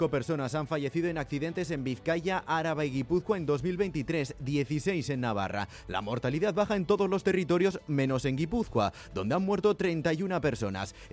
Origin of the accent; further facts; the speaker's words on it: Brazil; Yo soy de Brasil, no sé lo, lo que...